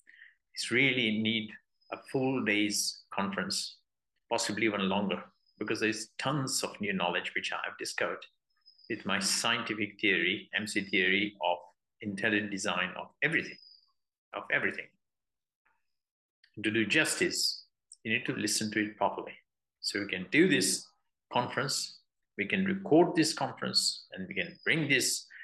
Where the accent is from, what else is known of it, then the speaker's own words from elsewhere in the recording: United Kingdom; although I'm British